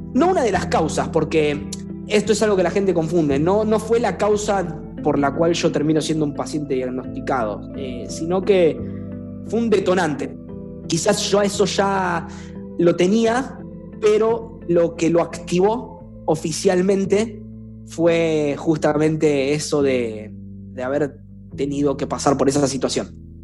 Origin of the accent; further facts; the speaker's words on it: Rosario, Santa Fe, Argentina; accent: rosarino; los rosarinos tenemos un acento muy marcado en Argentina, no pronunciamos bien